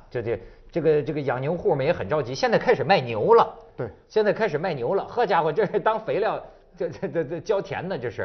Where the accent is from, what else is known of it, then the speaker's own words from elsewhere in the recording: Hebei, China; 我们河北人